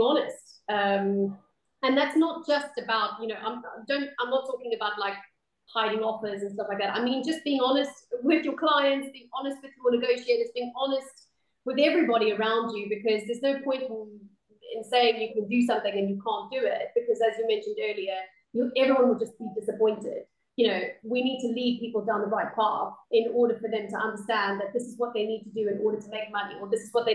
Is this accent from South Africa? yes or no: yes; South Africa; moved away; I'm obviously from the Southern Hemisphere, South Africa